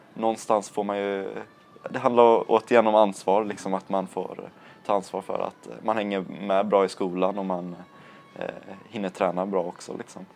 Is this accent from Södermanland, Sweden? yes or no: no; Landvetter, Västra Götaland, Sweden; jag bor i Landvetter, är uppvuxen i Landvetter